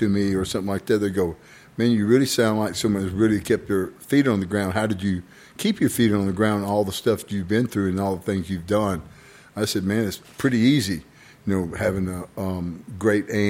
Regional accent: Marion, Arkansas, United States; born or raised there; also born or lived in Moses Lake, Washington

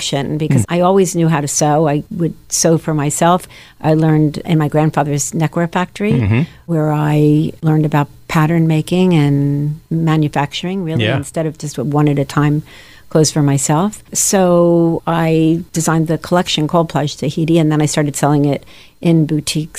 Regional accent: Levittown, Pennsylvania, United States; also born or lived in Philadelphia, Pennsylvania; Born and raised in Philadelphia, I'm an only child. I guess by the time I was five, we moved to Levittown, Pennsylvania

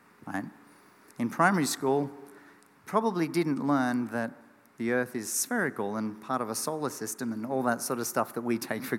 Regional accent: Australia; as an Aussie kid.

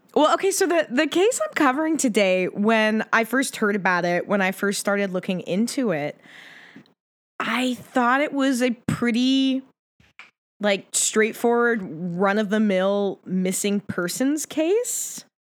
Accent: Pacific Northwest, United States; I grew up in the Pacific Northwest

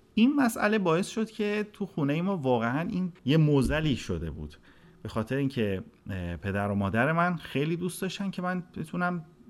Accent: Sari, Mazandaran, Iran; also born or lived in Tehran; متولد 1355 خورشیدی در شهر ساری متولد شدم

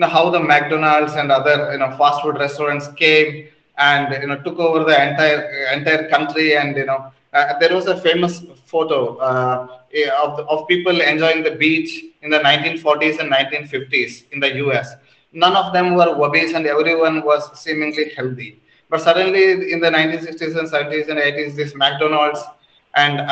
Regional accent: Mangalore, Karnataka, India; I am from Mangalore, where ice creams are very popular

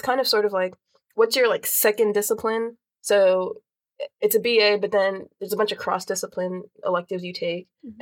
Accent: Greensboro, North Carolina, United States; also born or lived in New York; I grew up in Greensboro, and then I've, like, lived there since, like, fourth grade. Before that, I lived in New York

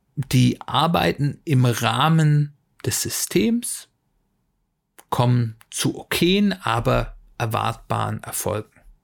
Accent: Germany; wir Deutsche

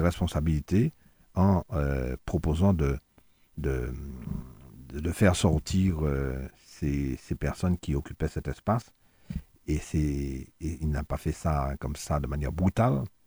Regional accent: Fort-de-France, Martinique; je suis des Terres Saint-Ville

